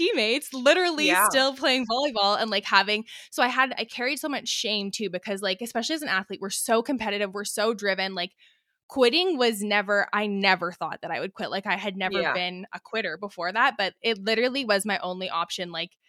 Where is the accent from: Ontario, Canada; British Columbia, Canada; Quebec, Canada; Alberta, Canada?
British Columbia, Canada; So I'm born and raised in the Okanagan, which is in British Columbia.